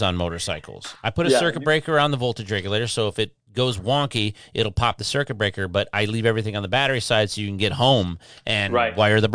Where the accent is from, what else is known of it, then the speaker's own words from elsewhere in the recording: Detroit, Michigan, United States; also born or lived in Houston, Texas; I grew up in Detroit. When we left Houston, we went back to Detroit